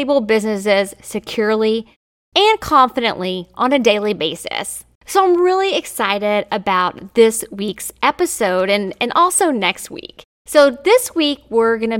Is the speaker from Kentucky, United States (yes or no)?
yes; Kentucky, United States; I was from Kentucky